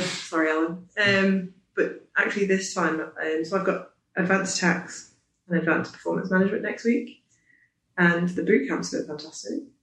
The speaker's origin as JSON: {"language": "English", "country": "Isle of Man", "said": "I'm from the Isle of Man, studying the ACCA"}